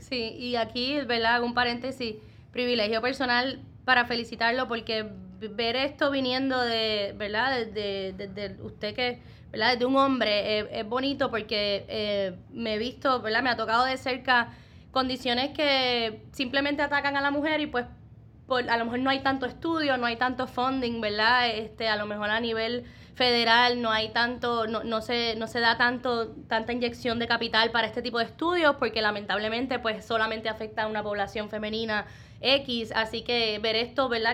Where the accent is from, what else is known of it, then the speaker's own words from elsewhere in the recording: Puerto Rico; como puertorriqueños nos destacamos en muchos ámbitos